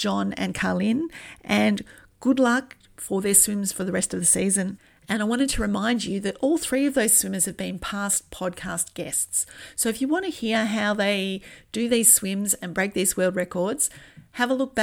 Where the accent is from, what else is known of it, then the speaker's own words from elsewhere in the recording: Australia; I'm from Australia, and as any adult of my generation would tell you, we spent a lot of or a huge amount of time in the sun growing up